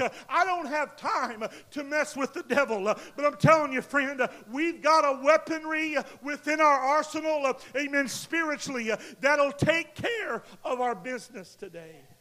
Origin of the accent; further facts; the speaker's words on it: United States; we as a nation, as American nation